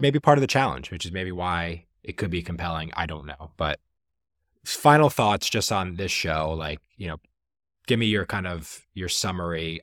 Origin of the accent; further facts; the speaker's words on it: Jersey Shore, New Jersey, United States; moved away; I'm originally from the Jersey Shore.